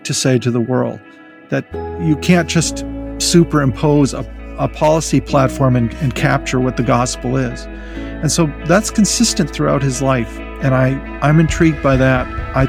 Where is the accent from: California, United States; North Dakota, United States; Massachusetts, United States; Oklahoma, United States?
North Dakota, United States; I grew up in North Dakota and attended Jamestown College. I grew up in a small rural community.